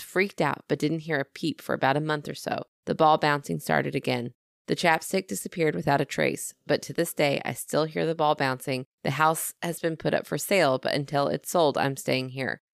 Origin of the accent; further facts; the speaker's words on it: Southern, United States; accent: Southern; my Southern accent.